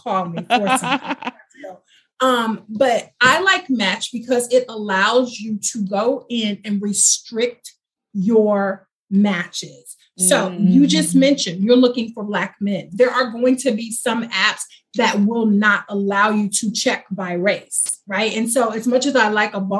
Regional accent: Houston, Texas, United States; I'm from Houston

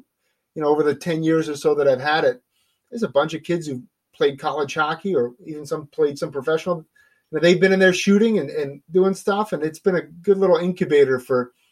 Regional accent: New Jersey, United States; moved away; I'm a guy from New Jersey

